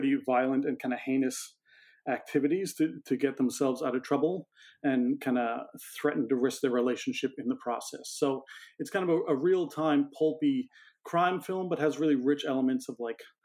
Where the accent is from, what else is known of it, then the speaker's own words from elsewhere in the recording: Newfoundland and Labrador, Canada; now in Toronto, Canada; I'm in Toronto, and we're both originally from Newfoundland, Canada